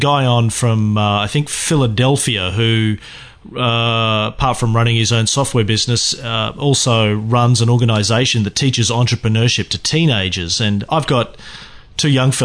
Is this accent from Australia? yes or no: yes; Bundaberg, Queensland, Australia; I grew up in Bundaberg, just up the road from you.